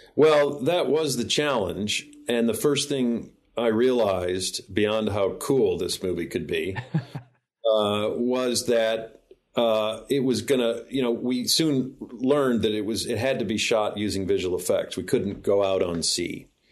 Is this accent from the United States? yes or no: yes; Illinois, United States; moved away; I'm back visiting family here in Springfield, Illinois, which is my home state